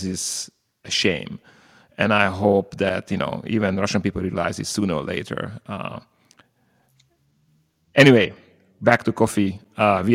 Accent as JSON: {"language": "English", "country": "Slovakia", "tie": "born or raised there", "said": "Slovakia, my homeland"}